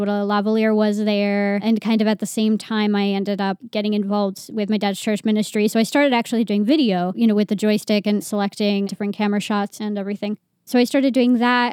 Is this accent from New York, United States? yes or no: yes; Poughkeepsie, New York, United States; I was born and raised in Poughkeepsie, New York